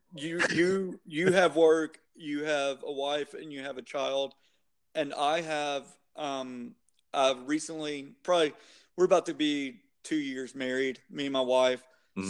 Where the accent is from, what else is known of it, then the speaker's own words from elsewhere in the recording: Shreveport, Louisiana, United States; born and raised in Shreveport